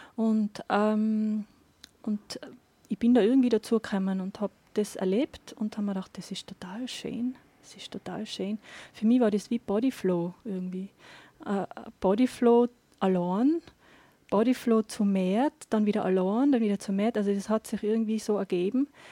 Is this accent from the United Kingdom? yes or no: no; Absam, Tyrol, Austria; moved away as an adult; also born or lived in Innsbruck / Linz / Barcelona; now in Inzersdorf, Austria; ich komme aus Tirol, bin eine äh, Hallerin, also Innsbruck-Land eigentlich. Bin ähm, jetzt aber schon über 20 Jahre